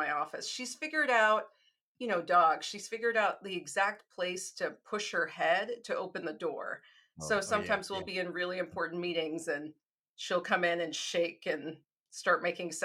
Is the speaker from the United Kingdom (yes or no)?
no; Chicago, Illinois, United States; moved away as an adult; now in Oklahoma, United States; I'm from Chicago. That's completely a part of my identity